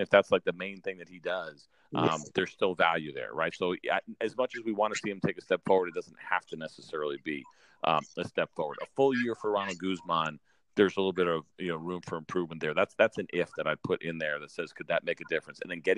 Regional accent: Northeast, United States; I grew up in the Northeast, so I love going back to New York

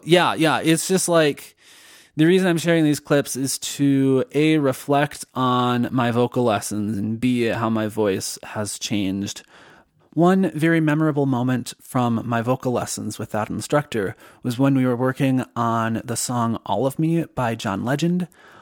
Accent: Minnesota, United States; accent: Minnesotan; So then I actively worked on trying to reduce my Minnesotan accent, particularly with the vowel O. I realized I was doing the stereotypical Minnesota.

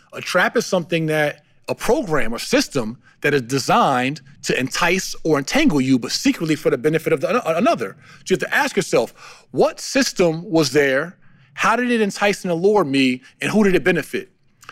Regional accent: New Jersey, United States; I'm from New Jersey, standing on a street corner with Timberland boots on and a big puffy coat, wintertime, even through high school

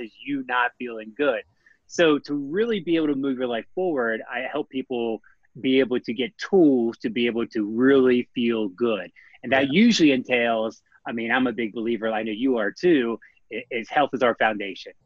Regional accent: Maryland, United States; Right now, I'm currently in Maryland, my home state

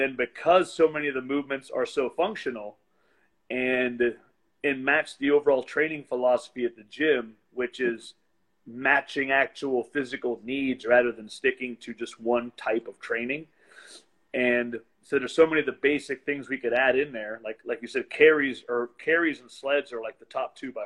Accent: West Virginia, United States; born or raised there

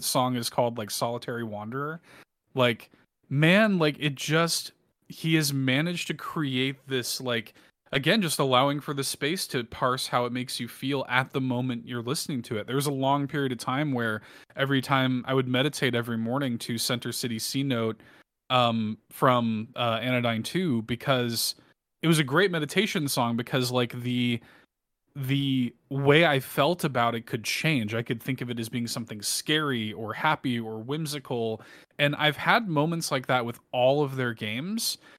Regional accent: Midwest, United States; I'm from the Midwest as well

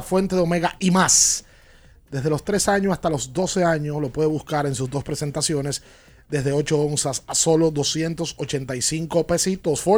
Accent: Dominican Republic

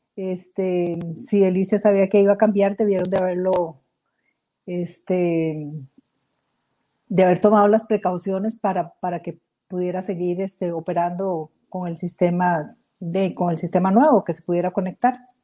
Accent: Costa Rica; somos nosotros, los costarricenses

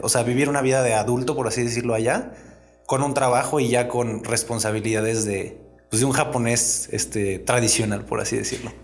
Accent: Mexico

